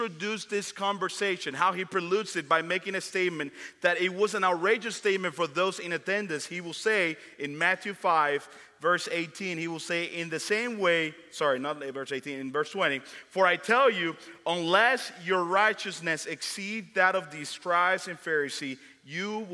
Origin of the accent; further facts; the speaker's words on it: Dominican Republic; me growing up in the Dominican Republic